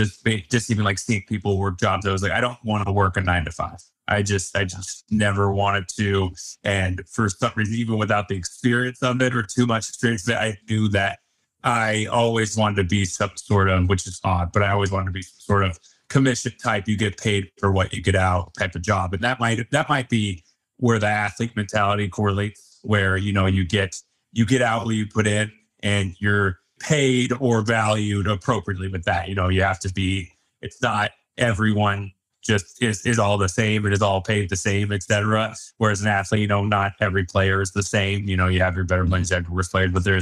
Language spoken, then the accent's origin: English; Highlands Ranch, Colorado, United States; growing up in Highland Ranch, you know, very well off area to an extent